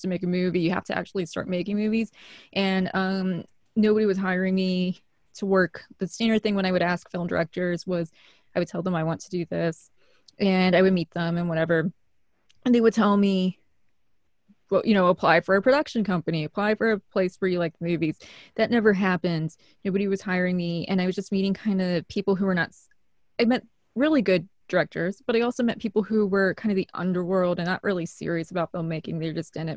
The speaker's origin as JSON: {"language": "English", "region": "Illinois", "country": "United States", "tie": "born or raised there", "also_born_or_lived": "New York", "said": "I'm Midwestern and I am from Illinois, I'm somebody who grew up all around Illinois because my dad would get jobs everywhere."}